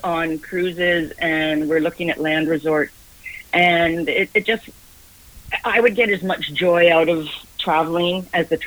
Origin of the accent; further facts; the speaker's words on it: Guelph, Ontario, Canada; also born or lived in Scotland; now in Victoria, Canada; I grew up in Guelph, Ontario